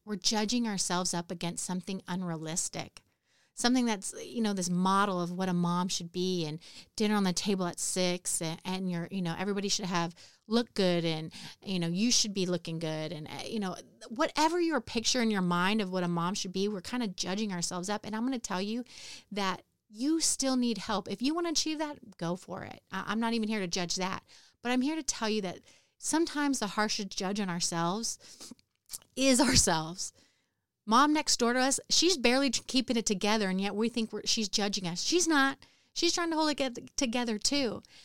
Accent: California, United States; moved away as an adult; now in Houston, United States; I grew up in California.

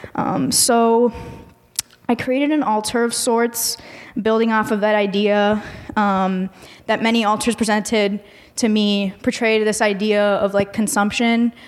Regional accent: Miami, Florida, United States; moved away as an adult; now in Chicago, United States; I come from Miami, so there is a significant Mexican population there

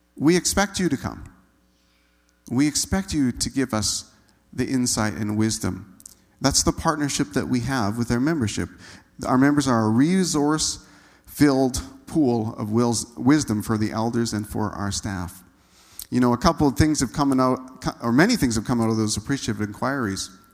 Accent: Manitoba, Canada; moved away as an adult; also born or lived in Saskatchewan; I grew up in Manitoba

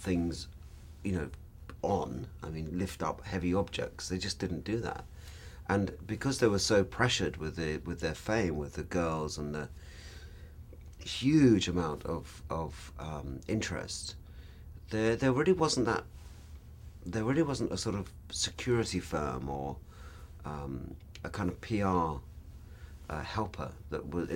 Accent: London, United Kingdom; when I grew up in London, we, five of us slept in one room

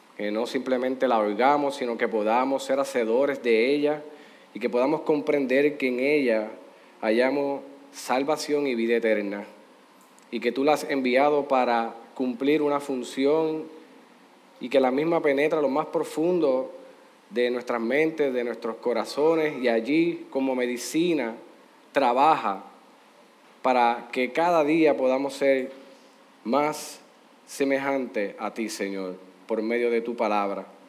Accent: Puerto Rico; Aquí en Puerto Rico

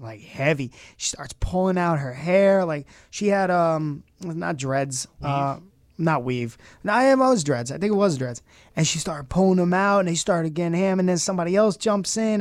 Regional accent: Brooklyn, New York, United States; also born or lived in Myrtle Beach / Florida / Orange County, New York; now in Rochester, United States; I'm born and raised in Brooklyn, but you know, traveled around as I got older

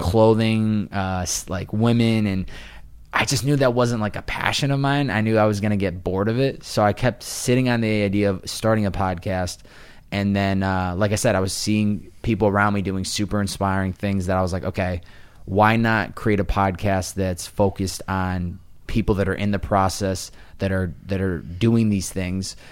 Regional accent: Chicopee, Massachusetts, United States; moved away as an adult; also born or lived in Boston; now in Los Angeles, United States; I grew up in Wa, Western Mass, and I went to college in Boston

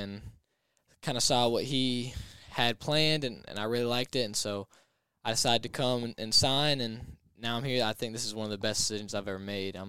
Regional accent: Greensboro, North Carolina, United States; moved away as an adult; now in Kinston, United States; I'm from Greensboro, North Carolina

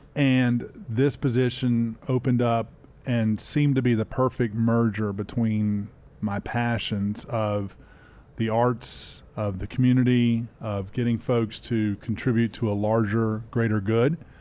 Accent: Spartanburg, South Carolina, United States; also born or lived in Charlotte, North Carolina; I grew up nearby in Spartanburg, South Carolina.

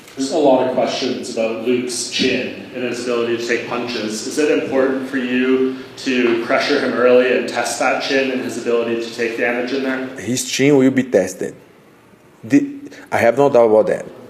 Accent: Georgia; English is a second language; moved away; I grew up in Georgia.

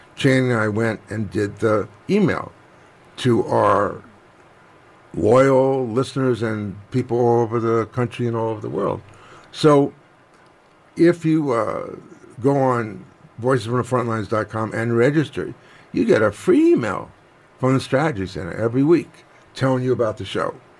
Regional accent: New York, United States; I'm from New York

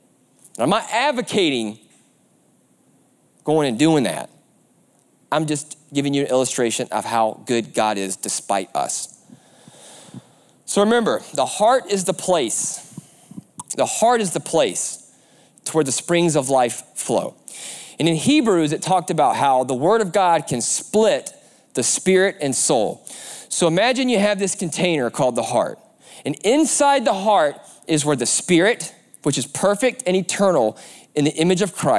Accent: the South, United States; I'm a big race fan, I'm from the South, so it's a prerequisite that you love NASCAR.

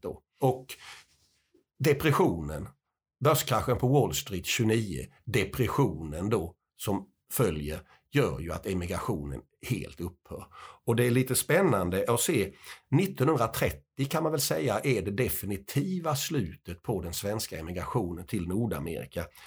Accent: Småland, Sweden; eftersom jag är smålänning så har jag ju en del emigranter

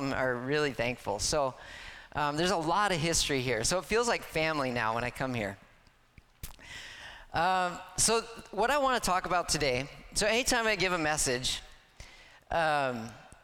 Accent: Stanwood, Washington, United States; now in Tacoma, United States; I grew up in Stanwood.

